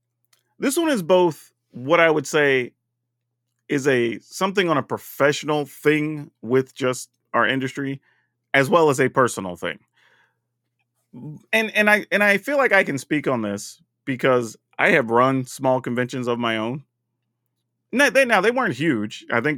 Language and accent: English; Texas, United States; You know, being formerly Texan, that's fine.